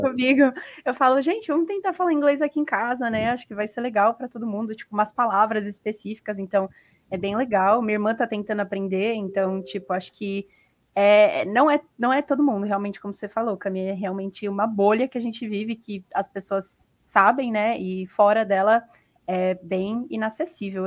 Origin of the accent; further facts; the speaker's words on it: Brazil; eu sou do Brasil